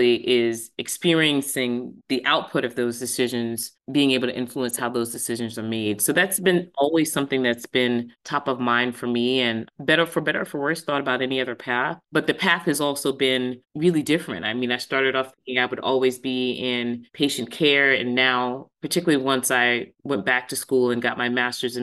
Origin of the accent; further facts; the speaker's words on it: Long Island, New York, United States; moved away as an adult; now in Boston, United States; I was born and raised in New York. And I left New York for college and have not gone back to live